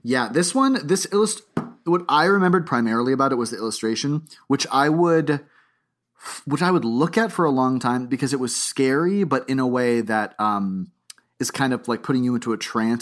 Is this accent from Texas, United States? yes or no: no; Boca Raton, Florida, United States; I grew up, I was born in Boca Raton, Florida